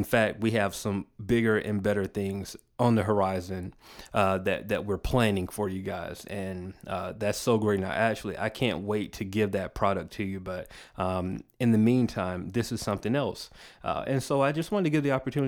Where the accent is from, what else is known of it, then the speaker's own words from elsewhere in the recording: Macon, Georgia, United States; my hometown, Macon, Georgia